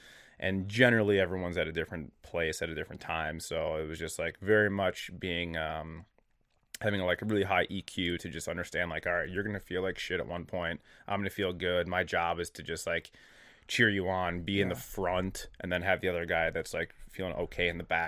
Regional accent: Minnesota, United States; And we're from Minnesota, so like we're normal. Like this is normal.

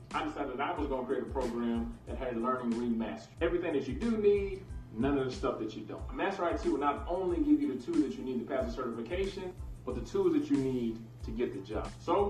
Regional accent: Detroit, Michigan, United States; I'm originally from Detroit, Michigan.

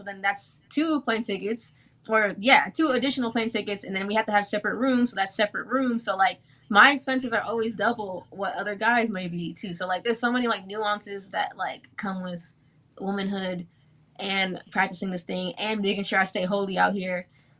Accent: Nigeria; now in Austin, United States; Yeah, Austin, Texas, I'm Nigerian, so

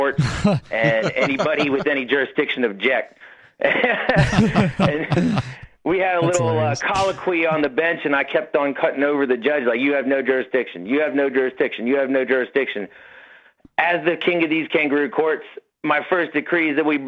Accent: Gulf Coast Texas, United States; I'm a Gulf Coast Texan

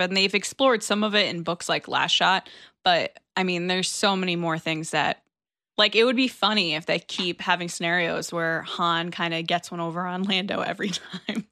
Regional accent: Connecticut, United States; I'm from Connecticut

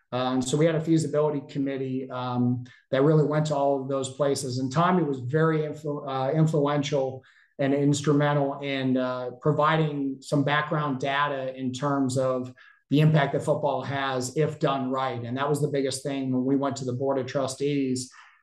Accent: New England, United States; as a person growing up in New England, football is not as big as it is in the South.

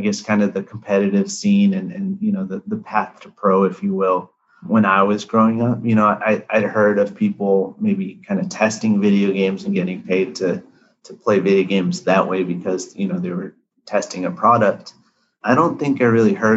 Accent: United States; My parents grew up, born and raised in India, and then, you know, came here. I was born in the US

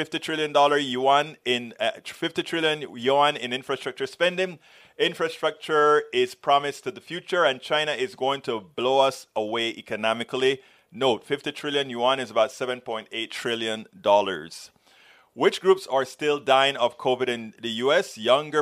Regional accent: Panama; I'm from Central America, Panama

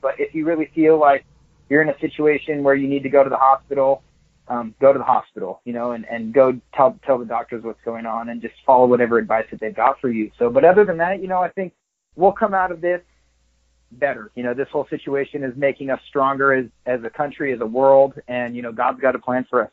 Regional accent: Southern California, United States; moved away as an adult; also born or lived in Florida / Hattiesburg, Mississippi / Denmark; I grew up in a small surf town, you know, of course, small in Southern California

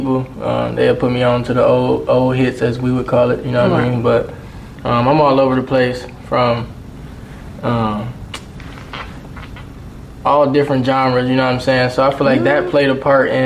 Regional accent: Atlanta, Georgia, United States; when I was born here in Atlanta, I was actually acting under the Joy Purvis Talent Agency.

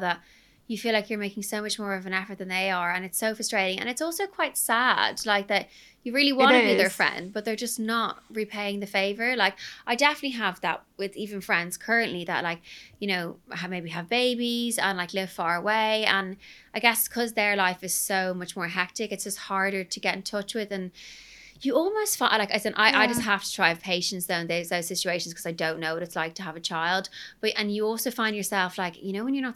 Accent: Ireland; I'm Irish

